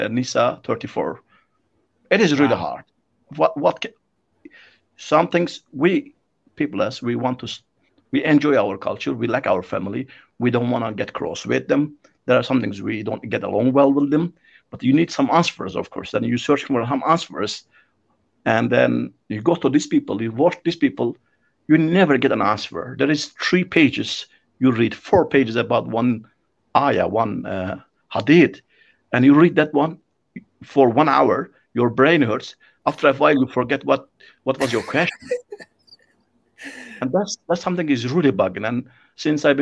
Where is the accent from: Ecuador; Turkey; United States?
Turkey; in my country, I'm from Turkey